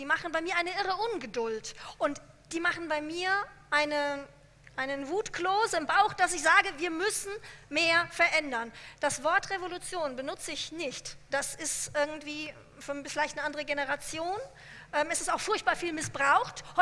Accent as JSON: {"language": "German", "region": "Hesse", "country": "Germany", "tie": "born or raised there", "said": "Ich bin in Hessen aufgewachsen."}